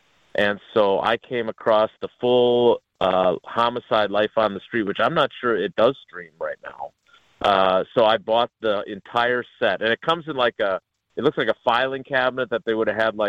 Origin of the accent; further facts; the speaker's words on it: Milwaukee, Wisconsin, United States; I grew up in Milwaukee.